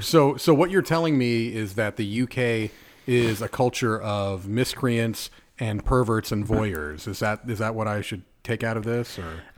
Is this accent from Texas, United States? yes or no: no; Southern California, United States; moved away as an adult; also born or lived in Connecticut / New York / Nevada / Indiana; now in South Florida, United States; I was born and raised in California